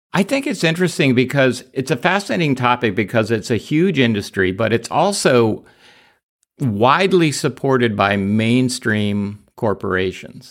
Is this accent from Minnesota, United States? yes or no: no; New York, United States; I was born in New York